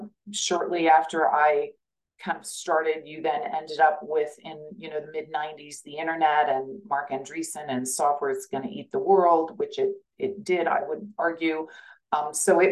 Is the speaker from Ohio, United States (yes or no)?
no; Kansas, United States; moved away as an adult; also born or lived in Silicon Valley; I'm from Kansas. I am still very connected to Kansas. I go back all the time